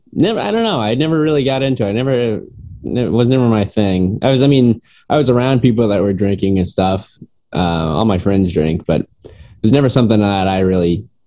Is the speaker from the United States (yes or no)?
yes; Indiana, United States; moved away as an adult; now in New York City, United States; I'm originally from Indiana